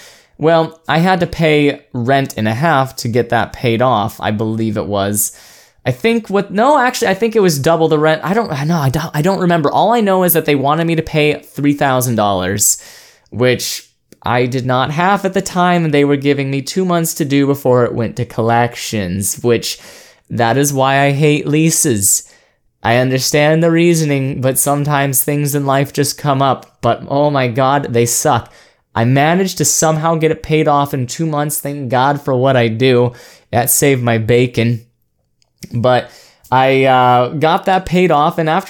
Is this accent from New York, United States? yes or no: no; Oregon, United States; born there; I was born over in Oregon, right next to the ocean, so I kind of had it in my blood